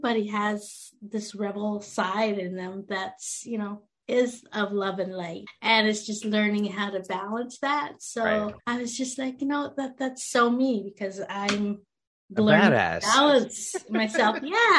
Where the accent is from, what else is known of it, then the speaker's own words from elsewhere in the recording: Canada; also born or lived in India; I came from India, and I was adopted into a very white Canadian family, and they were very religious.